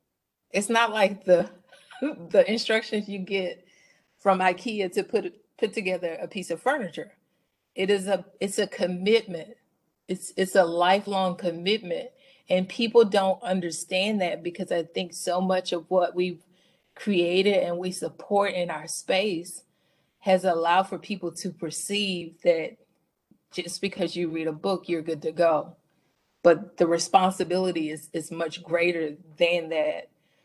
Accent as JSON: {"language": "English", "region": "the South", "country": "United States", "tie": "born or raised there", "said": "I grew up in the South."}